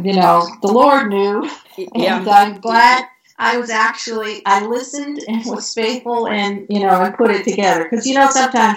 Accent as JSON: {"language": "English", "country": "Canada", "tie": "born or raised there", "moved": "yes", "said": "I grew up in Canada"}